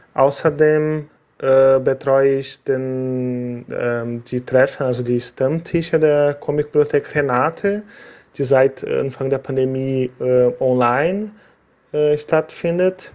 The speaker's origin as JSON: {"language": "German", "country": "Brazil", "tie": "born or raised there", "also_born_or_lived": "Germany", "second_language": "German", "moved": "as an adult", "said": "weil ich seit äh, November zurück in meinem Heimatland Brasilien lebe. Ich habe acht Jahre in Deutschland gelebt"}